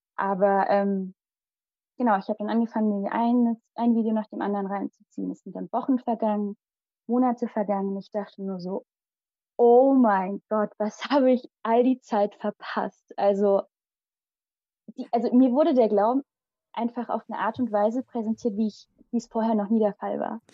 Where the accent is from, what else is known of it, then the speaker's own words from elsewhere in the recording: Limburg an der Lahn, Hesse, Germany; first language Malayalam; moved away as an adult; also born or lived in India / Hünfeld, Germany; Und geboren und aufgewachsen bin ich in Limburg